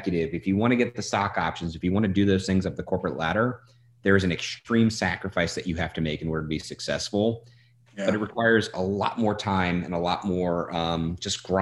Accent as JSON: {"language": "English", "town": "New Orleans", "region": "Louisiana", "country": "United States", "moved": "yes", "said": "I'm from New Orleans originally"}